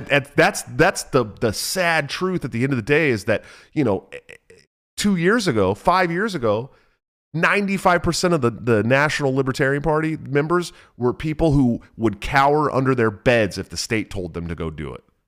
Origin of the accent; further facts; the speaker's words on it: Oakland, California, United States; also born or lived in San Francisco Bay Area; I'm from Oakland